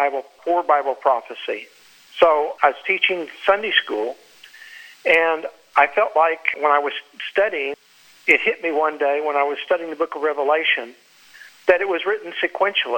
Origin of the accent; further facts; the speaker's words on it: Oklahoma City, Oklahoma, United States; also born or lived in Texas; now in Florida, United States; I grew up in Oklahoma City, not very far from where you're located